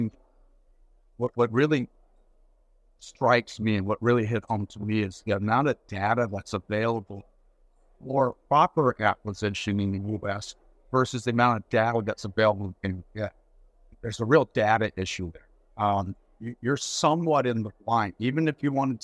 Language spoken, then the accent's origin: English; Seattle, Washington, United States; now in Canada; I'm originally from Seattle.